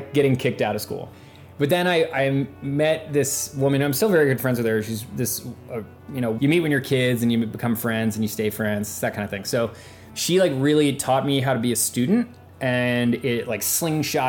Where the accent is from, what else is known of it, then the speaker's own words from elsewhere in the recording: Oberlin, Ohio, United States; now in Cleveland, United States; I grew up in Oberlin